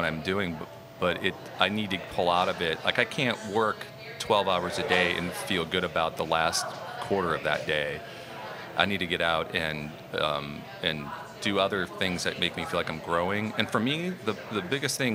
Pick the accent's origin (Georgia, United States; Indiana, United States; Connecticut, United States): Indiana, United States; Michigan City; moved away as an adult; now in New Orleans, United States; I'm from Indiana, originally